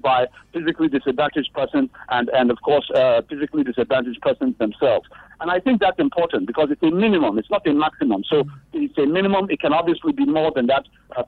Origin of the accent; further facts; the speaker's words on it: Nigeria; as a Nigerian man